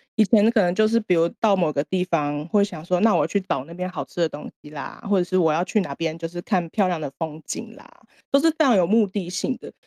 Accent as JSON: {"language": "Chinese", "country": "Taiwan", "moved": "as an adult", "lives_now": "Japan", "said": "身为一个台湾人"}